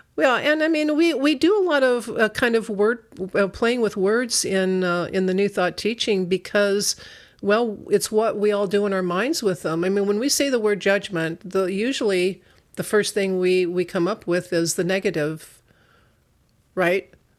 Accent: Northern Arizona, United States; now in Sacramento, United States; I come from Northern Arizona

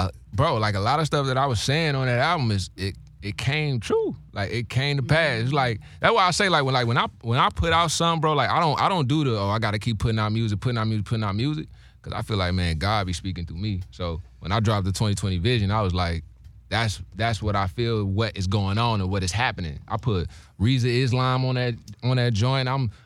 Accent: St. Louis, Missouri, United States; I'm from St. Louis, bro. You got part of BMF in St. Louis.

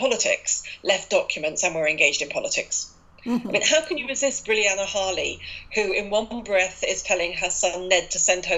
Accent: Birmingham, West Midlands, United Kingdom; I come from Birmingham. And if you come from Birmingham, you tend to be a bit of a patriot

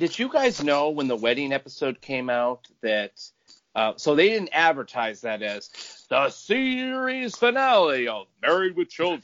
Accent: Michigan, United States; I'm from the same place as Jamie, Michigan.

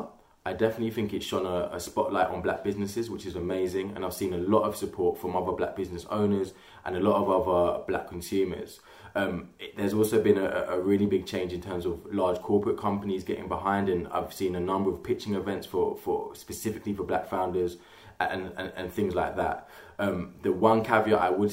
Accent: London, United Kingdom; I'm from Catford.

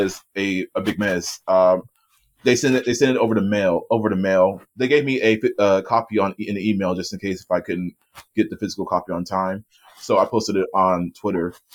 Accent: Erie, Pennsylvania, United States; Erie, which is my hometown

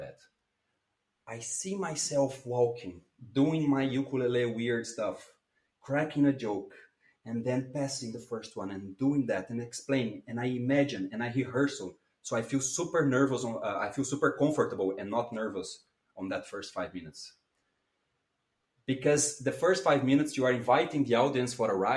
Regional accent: Brazil; English is a second language; moved away as an adult; now in Brussels, Belgium; I come from Brazil, and I live in Belgium. I live in Brussels.

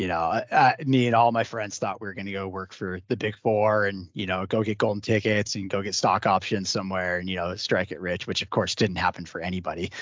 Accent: the Northwest, Pacific Northwest, United States; I grew up in the Northwest

